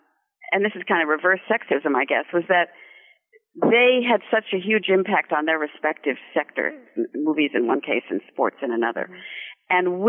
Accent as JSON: {"language": "English", "region": "California", "country": "United States", "tie": "born or raised there", "also_born_or_lived": "Germany / Paris, France / New York, United States", "moved": "as an adult", "said": "So I think growing up in California had a lot to do with being attracted to the people in the movies and the importance of the movies in our lives."}